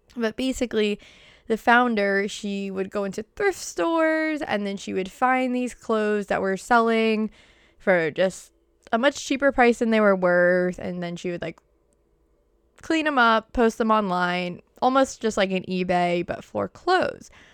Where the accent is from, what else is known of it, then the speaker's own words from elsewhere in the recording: Boston, Massachusetts, United States; accent: Boston; my Boston accent